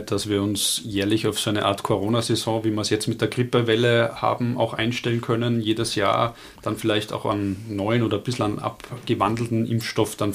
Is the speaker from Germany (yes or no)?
no; Austria; Bei uns in Österreich